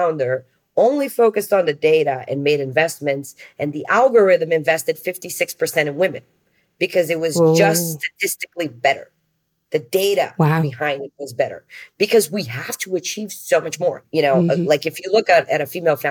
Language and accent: English; Brazil; I'm from Brazil